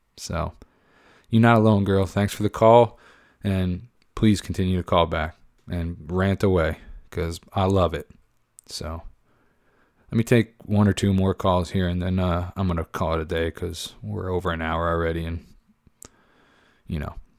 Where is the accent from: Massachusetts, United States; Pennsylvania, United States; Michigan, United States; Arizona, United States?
Pennsylvania, United States; I grew up in Pennsylvania